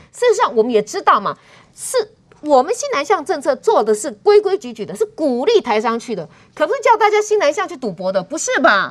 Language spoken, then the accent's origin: Chinese; Taiwan; 我们台湾人的六分之一吧